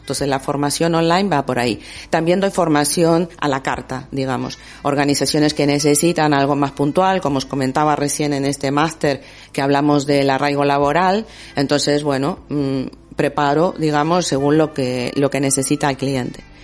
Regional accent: Argentina; moved away as an adult; now in Bilbao, Spain; yo hace 18 años que vivo en Bilbao. Y, eh, y, prácticamente desde que llegué, yo soy argentina

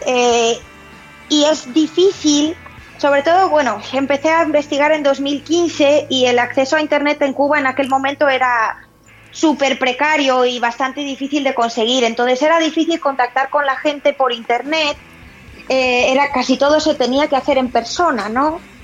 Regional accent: Santander, Cantabria, Spain; now in Boston, United States; yo soy de Santander

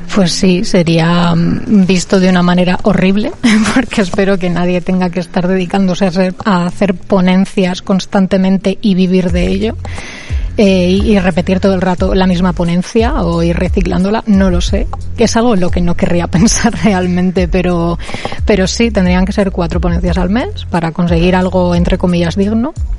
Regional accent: Cuenca, Castilla-La Mancha, Spain; moved away as an adult; now in Bilbao, Spain; donde yo vengo, que es Cuenca

